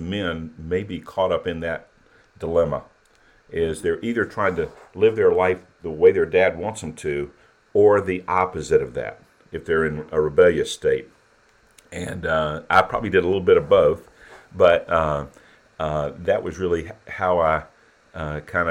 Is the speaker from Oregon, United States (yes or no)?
no; Columbia, South Carolina, United States; born and raised in Columbia, South Carolina